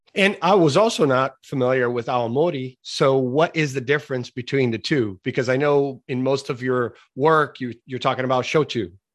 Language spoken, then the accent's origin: English; Brazil; now in United States; I'm originally from Brazil